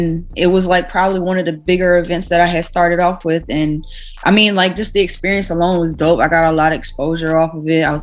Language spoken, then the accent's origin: English; Orange County, New York, United States; now in Long Island, United States; I'm actually from upstate New York, but it's not Rockland. I'm from Orange County.